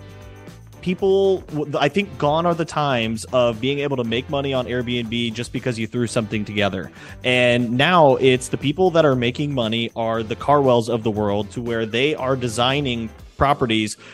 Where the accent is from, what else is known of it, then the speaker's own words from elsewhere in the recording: Fort Wayne, Indiana, United States; you and I were both Midwest boys at heart. You know, I'm from Fort Wayne, Indiana.